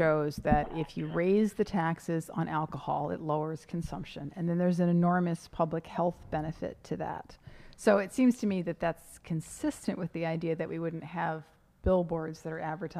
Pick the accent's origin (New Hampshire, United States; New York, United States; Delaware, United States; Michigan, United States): New York, United States; Saratoga Springs; I am old enough. I do remember I grew up in Saratoga.